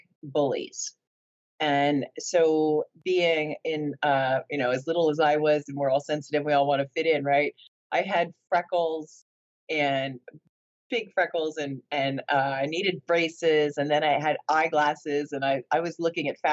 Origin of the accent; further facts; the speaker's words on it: New Jersey, United States; also born or lived in Florida; we moved to New Jersey. We moved from Florida to New Jersey. My childhood at that time seemed like normal stuff